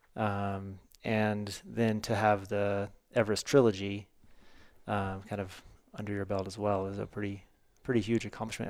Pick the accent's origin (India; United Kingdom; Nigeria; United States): United States; the Ozarks; growing up in the Ozarks